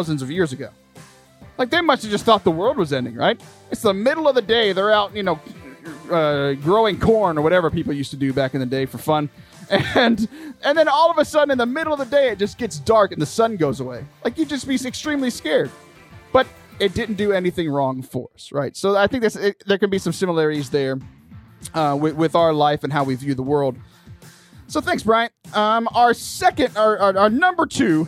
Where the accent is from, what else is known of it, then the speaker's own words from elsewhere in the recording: Lake Jackson, Texas, United States; I was Michael's youth minister back in my hometown of Lake Jackson